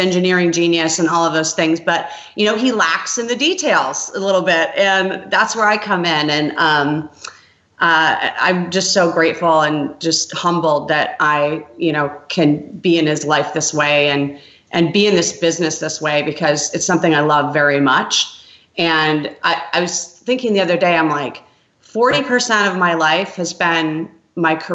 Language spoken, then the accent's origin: English; Grand Rapids, Michigan, United States; moved away; also born or lived in Los Angeles; I'm from Grand Rapids, Michigan